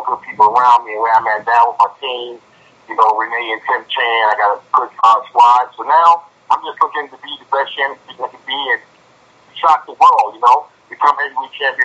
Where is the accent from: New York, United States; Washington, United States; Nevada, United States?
New York, United States; New York City; I grew up in Brooklyn.